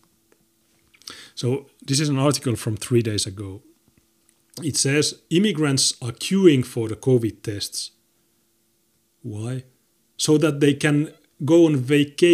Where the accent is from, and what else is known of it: Finland